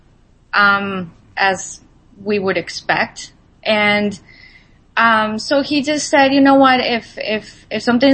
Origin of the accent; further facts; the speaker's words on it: Colombia; I'm Latin American. I was born in Colombia, so you know the diet that I actually grew up